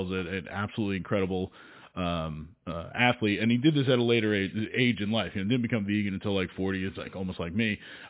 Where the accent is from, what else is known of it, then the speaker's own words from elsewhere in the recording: New Jersey, United States; I'm from New Jersey